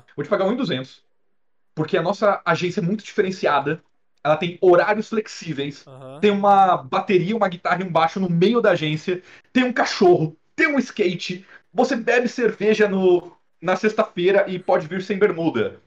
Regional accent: Presidente Prudente, São Paulo, Brazil; now in São Paulo, Brazil; eu sou de Presidente Prudente, é uma cidade a 560 quilômetros mais ou menos daqui de São Paulo

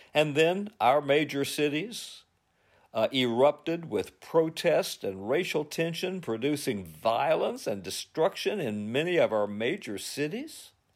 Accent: United States; also born or lived in Covington, Virginia; as American Christians

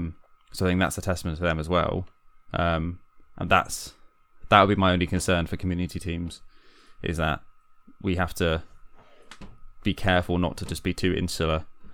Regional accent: London, United Kingdom; I came from London to move here because we got married, because Hannah's from here, my wife.

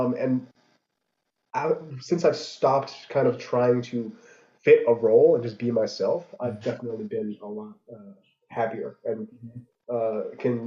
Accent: United States; I'm an American kid. Like I grew up here

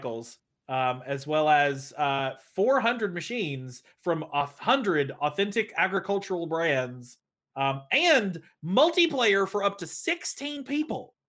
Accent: Lenoir City, Tennessee, United States; I was born in East Tennessee, born and raised

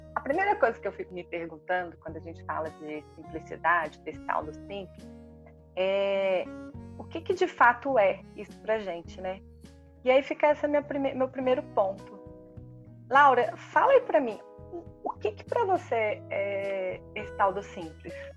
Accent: Minas Gerais, Brazil; A gente como mineiro

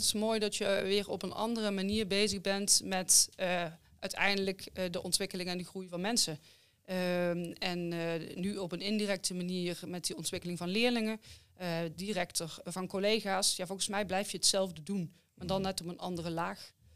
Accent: Limburg, Netherlands; accent: Limburgish; Ik kom natuurlijk uit Limburg, dus dan doe je aan handbal

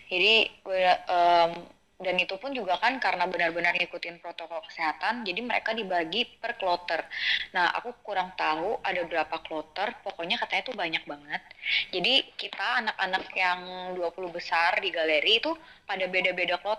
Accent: Banjarmasin, South Kalimantan, Indonesia; aku masak masakan khas Banjarmasin karena kan aku dari Banjarmasin kan

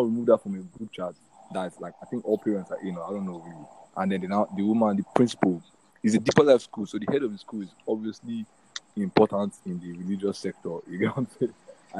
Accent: Nigeria

